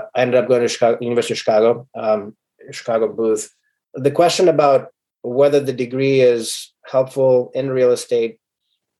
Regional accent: Sierra Leone; moved away as an adult; also born or lived in Ukraine; now in United States; So I'm an immigrant from Sierra Leone and Ukraine. My mother's Ukrainian, my dad's from Sierra Leone. When I came, my dad is a doctor in Sierra Leone, and I had assisted my dad in surgeries back in Sierra Leone

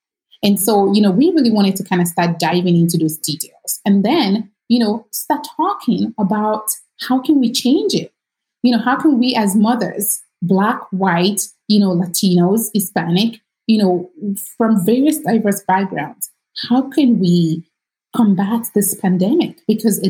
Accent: Nigeria; moved away as an adult; now in United States; I am not American. I grew up in Nigeria and I moved here in 2005

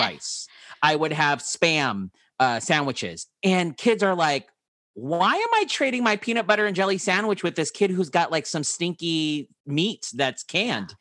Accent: San Diego, California, United States; also born or lived in Utah; I grew up here in San Diego most of my life.

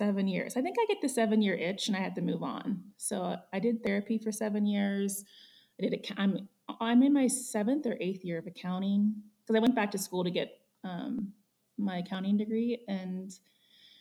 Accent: Ohio, United States; moved away as an adult; now in Jackson, United States; I'm from the Midwest. I grew up in Ohio, moved to Jackson

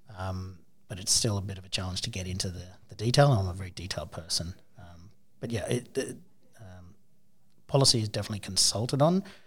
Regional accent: Townsville, Queensland, Australia; I grew up in Townsville

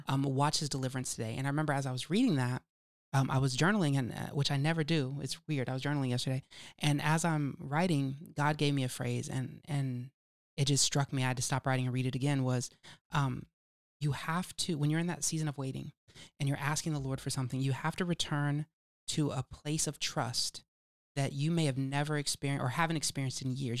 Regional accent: California, United States; accent: California; my California accent isms

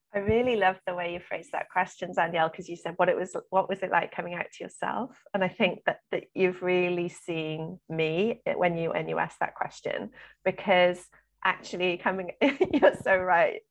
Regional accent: South Wales, United Kingdom; I grew up in South Wales

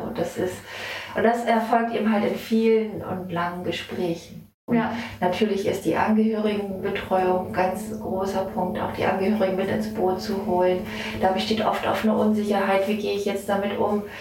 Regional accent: Wesermarsch, Lower Saxony, Germany; bin hier gebürtig aus der Wesermarsch und äh, liebe mein Zuhause hier

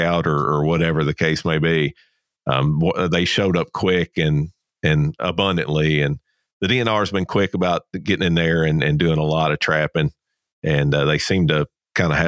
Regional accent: Kentucky, United States; moved away as an adult; now in Georgia, United States; I'm originally from Kentucky, where kind of like you, where I grew up, there was no feral hogs where I was at there in Kentucky

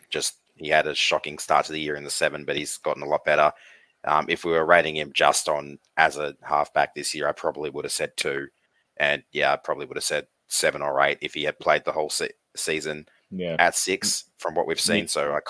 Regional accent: Campbelltown, New South Wales, Australia; Obviously, I was born in Campbelltown, so I was born in West's territory.

